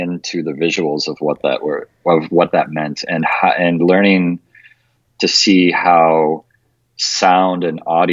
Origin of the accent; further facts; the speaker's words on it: Detroit, Michigan, United States; now in Las Vegas, United States; I grew up in Detroit